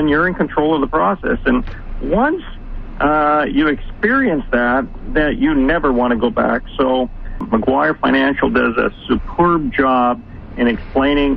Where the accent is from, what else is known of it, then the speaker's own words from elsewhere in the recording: Canada; moved away as an adult; also born or lived in United States; I'm Canadian as well, but then moved to the United States